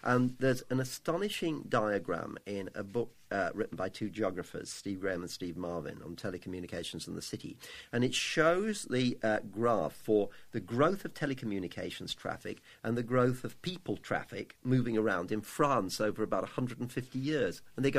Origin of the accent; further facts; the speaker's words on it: London, United Kingdom; Well, I actually